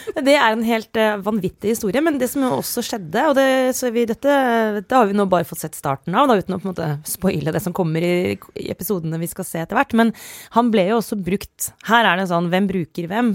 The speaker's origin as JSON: {"language": "Norwegian", "area": "Romerike", "region": "Akershus", "country": "Norway", "said": "Jeg kommer jo fra Romerike det ikke, så Jessheim er ikke så langt"}